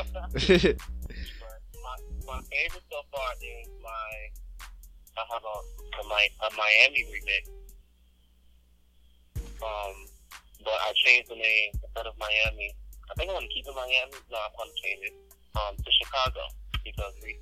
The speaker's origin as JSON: {"language": "English", "town": "St. Louis", "region": "Missouri", "country": "United States", "moved": "as an adult", "lives_now": "Texas, United States", "said": "I just moved to Texas and a week before we left, well, I'm from St. Louis"}